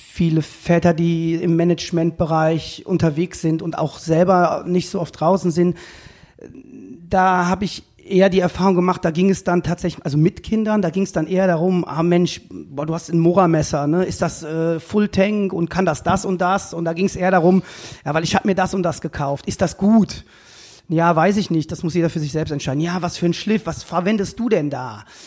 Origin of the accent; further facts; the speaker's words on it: Cologne, North Rhine-Westphalia, Germany; Ich bin aus Köln-Buchforst, also ich bin in Buchforst groß geworden